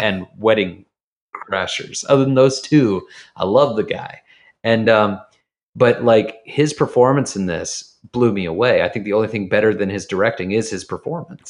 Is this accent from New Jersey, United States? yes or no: no; Jacksonville, Florida, United States; moved away; I'm from the South. I'm from, I'm from Jacksonville, Florida, the tip of the Bible Belt, right on the Georgia line.